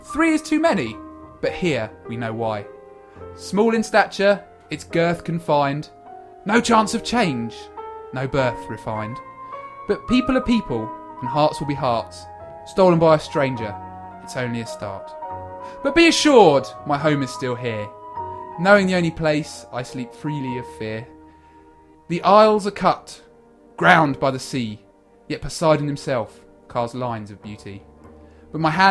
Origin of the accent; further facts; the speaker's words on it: England, United Kingdom; we hail from the Isle of England.